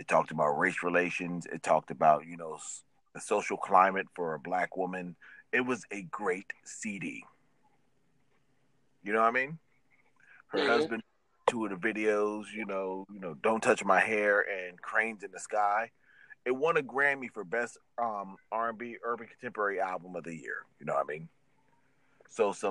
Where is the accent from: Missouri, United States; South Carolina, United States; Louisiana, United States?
South Carolina, United States; Columbia; in my home state of Columbia, you know, in Columbia, South Carolina, my home state